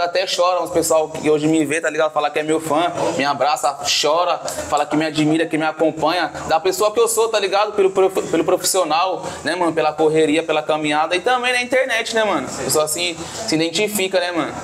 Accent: Osasco, São Paulo, Brazil; Isso aqui é onde eu nasci, mano. Nascido e criado aqui

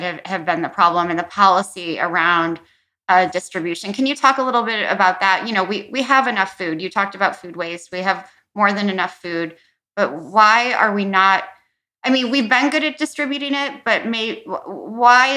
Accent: Midwest, United States; I'm from the Midwest

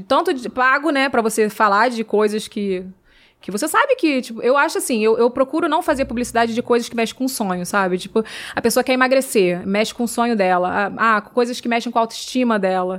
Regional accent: Rio de Janeiro, Brazil; moved away; eu vim lá da Pavuna

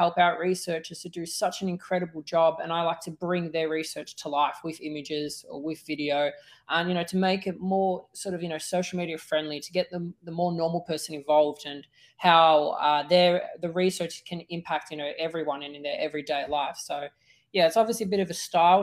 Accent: Melbourne, Victoria, Australia; moved away; also born or lived in Northern Territory; where I grew up in Melbourne, in Australia, I grew up in a city where there wasn't too much nature.

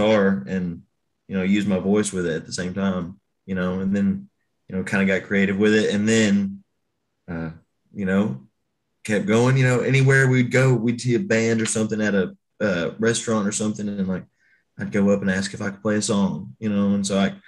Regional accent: Texarkana, Arkansas, United States; now in Nashville, United States; I'm originally from Texarkana, Arkansas

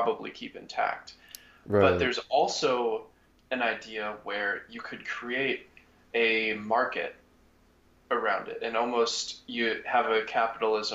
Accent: United States; As an American

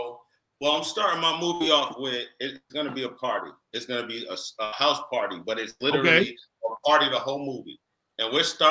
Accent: Boston, Massachusetts, United States; I'm from Boston

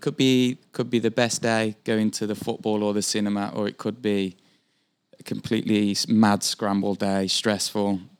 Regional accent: Birmingham, West Midlands, United Kingdom; moved away as an adult; now in Vancouver, Canada; I am from central England, uh, a city called Birmingham

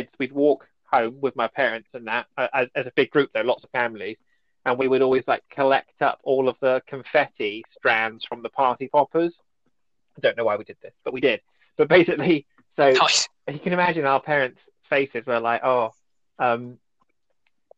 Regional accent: Wimborne, South West England, United Kingdom; I grew up in Merley, it's like a suburb of Wimborne

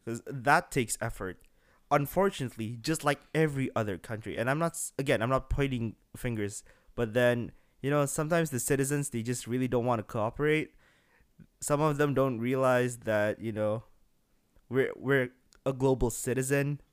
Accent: Bekasi, West Java, Indonesia; now in Singapore; I'm from Bekasi, which is a very small city right next to Jakarta

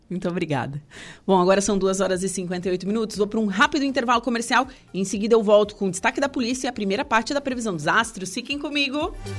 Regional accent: Torres, Rio Grande do Sul, Brazil; Eu sou de Torres, meu pai pesca pescava

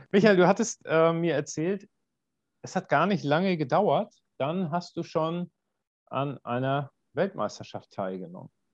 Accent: Northern Germany, Germany; ich komme ja aus Norddeutschland

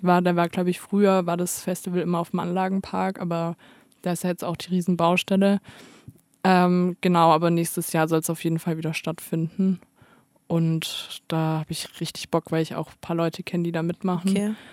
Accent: Stuttgart, Baden-Württemberg, Germany; now in Tübingen, Germany; als Stuttgarter

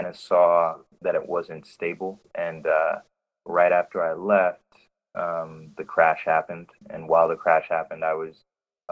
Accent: New York, United States; moved away as an adult; now in Oakland, United States; I'm from New York

